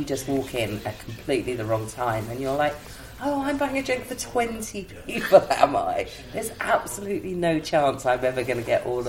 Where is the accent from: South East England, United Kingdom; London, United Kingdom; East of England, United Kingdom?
South East England, United Kingdom; Newport Pagnell; now in Cambridge, United Kingdom; I'm originally from Newport Pagnell, which you probably will know is the first motor service station built in the country.